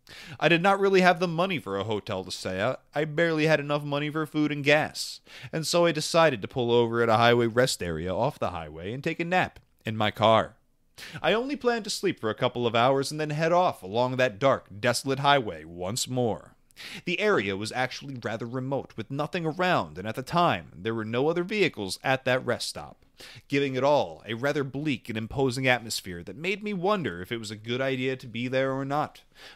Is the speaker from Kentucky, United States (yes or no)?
no; California, United States; I decided to take a road trip from my hometown in California to Denver, Colorado, to visit a friend of mine there.